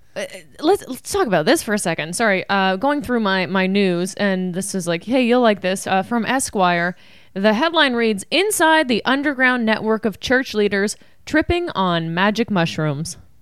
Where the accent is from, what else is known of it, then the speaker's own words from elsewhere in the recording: Canada; We are Canadian